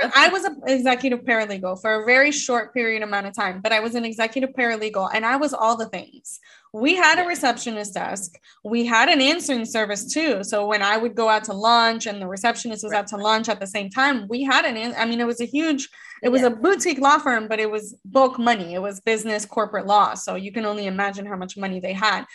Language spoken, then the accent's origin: English; United States; born and bred in America